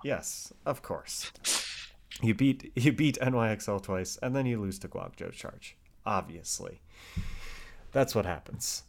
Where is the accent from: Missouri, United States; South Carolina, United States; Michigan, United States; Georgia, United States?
Michigan, United States; Detroit; my hometown of the, of Detroit